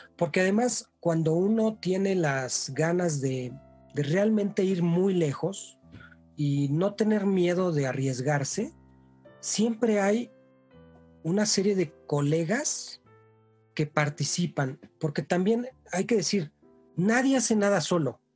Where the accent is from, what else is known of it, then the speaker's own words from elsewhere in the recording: Mexico; Somos mexicanos